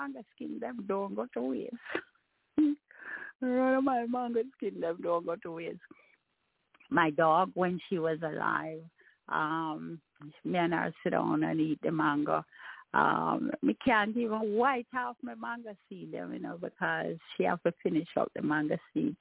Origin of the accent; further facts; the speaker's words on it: Jamaica; my experience growing up as a Jamaican